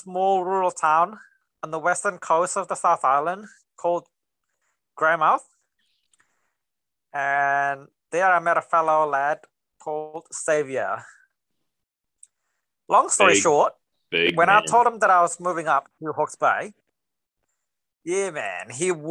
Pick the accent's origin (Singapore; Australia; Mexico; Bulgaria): Singapore; accent: mixture of Singapore and the gym; where my accent is from, it's a huge mixture of Singapore and the gym